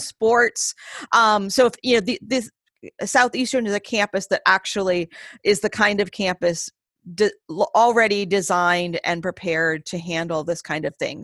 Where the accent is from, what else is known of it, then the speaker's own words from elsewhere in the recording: Maine, United States; moved away; I was born and raised primarily in the state of Maine